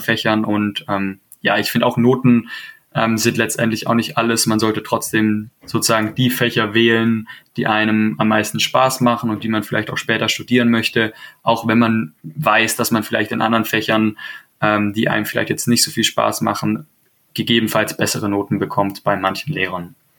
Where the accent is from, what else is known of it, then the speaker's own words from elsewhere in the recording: Baden-Württemberg, Germany; ich komme ja auch aus Baden-Württemberg